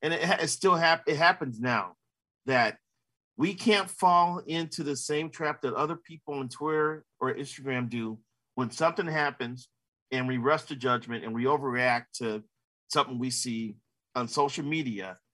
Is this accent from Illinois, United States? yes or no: yes; Chicago, Illinois, United States; growing up in Chicago, at the time I was a kid, we have four papers.